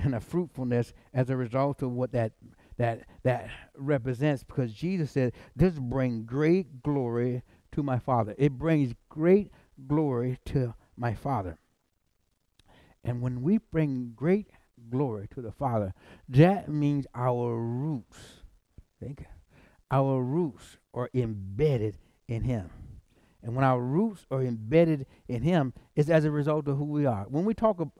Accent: South Carolina, United States; I'm from South Carolina

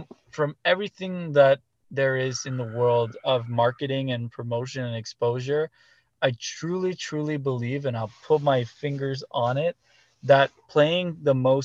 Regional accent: Canada; as a Canadian band

